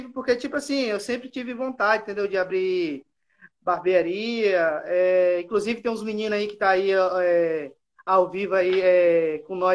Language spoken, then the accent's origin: Portuguese; Espírito Santo, Brazil; Sou aqui do Espírito Santo aqui. Ô, Espírito Santo? Isso, sou do Espírito Santo.